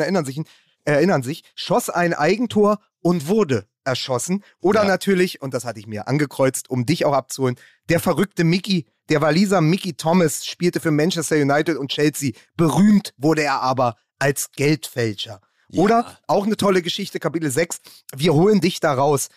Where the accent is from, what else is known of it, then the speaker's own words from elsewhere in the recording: Berlin, Germany; als Berliner